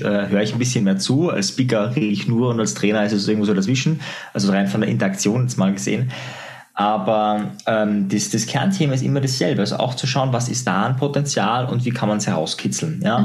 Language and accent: German; Austria; bei uns in Österreich